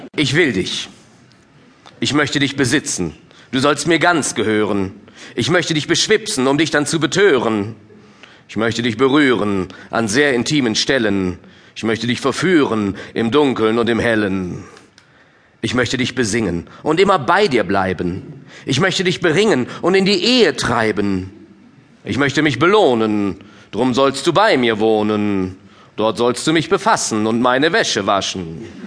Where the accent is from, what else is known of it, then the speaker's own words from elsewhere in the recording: Minden, North Rhine-Westphalia, Germany; now in Cologne, Germany; Ich komme ja gebürtig aus Ostwestfalen. Jetzt als Ostwestfale in Köln, also im Rheinland